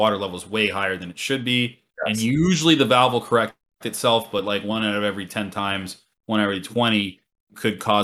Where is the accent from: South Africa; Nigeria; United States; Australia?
United States; Florida; accent: twang; now in New York City, United States; I'm from Florida